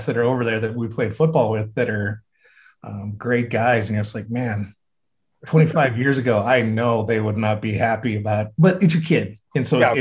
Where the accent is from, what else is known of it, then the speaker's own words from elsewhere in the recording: Laramie, Wyoming, United States; also born or lived in Gering, Nebraska; I was raised in Laramie, and Laramie's still probably and will always probably be my hometown.